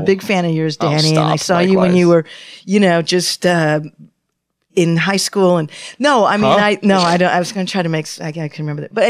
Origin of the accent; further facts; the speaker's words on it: Canada; Well, I'm Canadian.